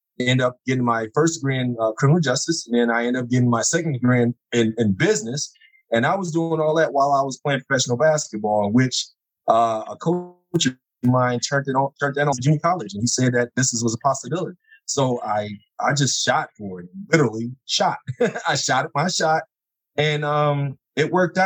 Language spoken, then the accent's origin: English; Detroit, Michigan, United States; now in Phoenix, United States; I'm from the Detroit area